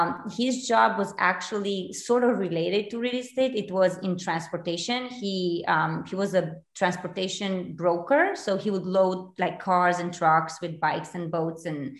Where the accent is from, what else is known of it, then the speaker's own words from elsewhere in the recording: Romania; English is a second language; moved away as an adult; now in United States; I am originally from Romania, born, raised there